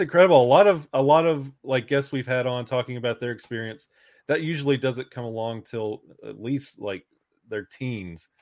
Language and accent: English; Alabama, United States; I was born and raised in Alabama